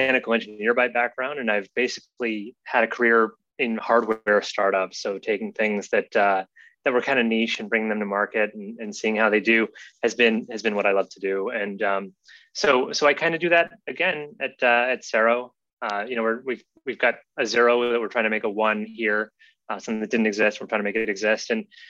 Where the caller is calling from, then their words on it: New York City, New York, United States; I'm calling in from Rockport, Texas, outside of Corpus Christi, but generally I'm based in New York City.